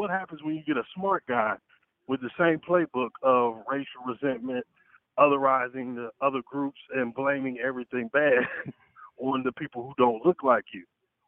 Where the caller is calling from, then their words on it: Atlanta, Georgia, United States; I'm in Atlanta.